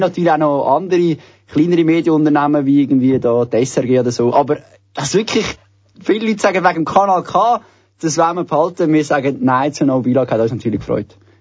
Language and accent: German; Switzerland; bei uns in der Schweiz